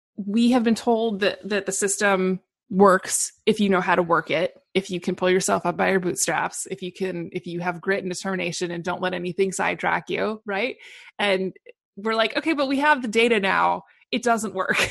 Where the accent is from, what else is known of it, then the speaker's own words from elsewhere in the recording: Portland, Oregon, United States; also born or lived in Seattle; I actually grew up in, was born and raised in Portland, Oregon